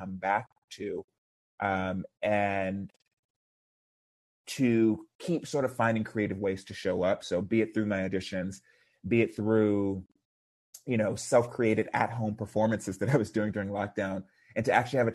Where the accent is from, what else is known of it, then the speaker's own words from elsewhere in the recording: Houston, Texas, United States; I grew up in Houston, Texas, which is a pretty conservative environment